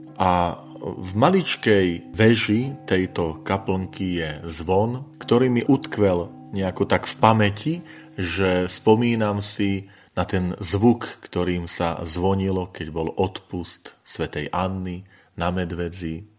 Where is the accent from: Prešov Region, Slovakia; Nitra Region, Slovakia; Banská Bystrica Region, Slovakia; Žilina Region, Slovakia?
Žilina Region, Slovakia; Orava; moved away; pochádzam z Oravy a v tejto časti Slovenska nepoznáme tento typ zvonic